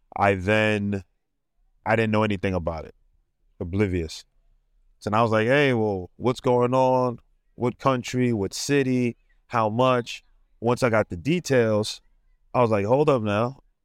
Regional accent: New York City, New York, United States; I'm from Brooklyn, New York

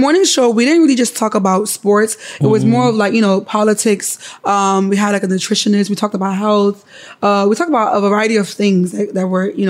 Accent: New York, United States; moved away as an adult; now in Ghana; I'm from Brooklyn. I was raised in New York. I left Ghana when I was 5.

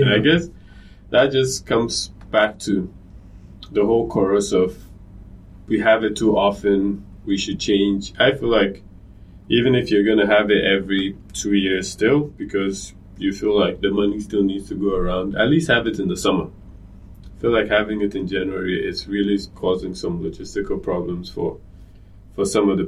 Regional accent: Ghana; as a Ghanaian

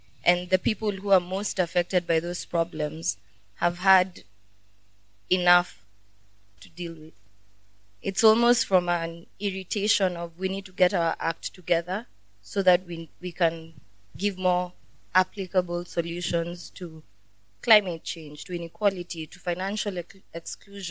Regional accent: Kenya; a Kenyan who's in the impact space

